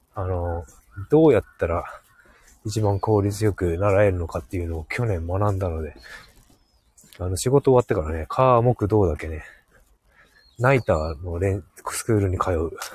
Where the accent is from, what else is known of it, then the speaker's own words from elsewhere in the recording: Hokkaido, Japan; 北海道だからね